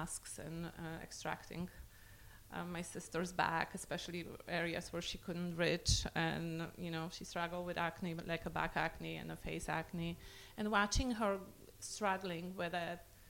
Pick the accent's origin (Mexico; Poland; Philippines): Poland; moved away; I was born and raised in Poland